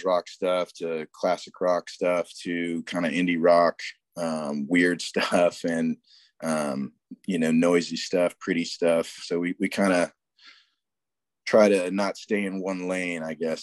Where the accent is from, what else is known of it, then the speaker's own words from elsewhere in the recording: Cape Cod, Massachusetts, United States; moved away; also born or lived in North Carolina; I grew up in Massachusetts on Cape Cod